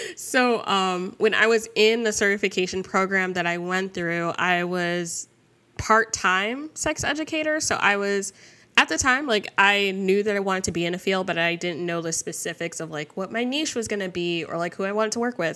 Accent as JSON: {"language": "English", "region": "New Jersey", "country": "United States", "tie": "born or raised there", "said": "I grew up in Jersey"}